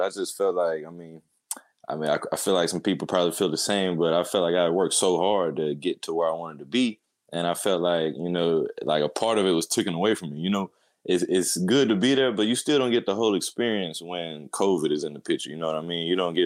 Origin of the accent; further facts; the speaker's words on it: Winston-Salem, North Carolina, United States; moved away as an adult; now in Edmond, United States; I'm from Winston-Salem, North Carolina